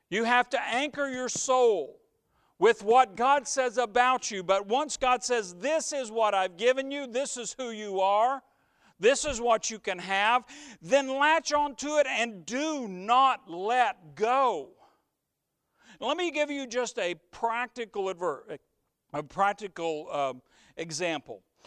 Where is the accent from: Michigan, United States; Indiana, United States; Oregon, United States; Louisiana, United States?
Indiana, United States; near the Ohio River, on the Blue River; I grew up near the Ohio, but we also had a little wild river, even our little river, the Blue River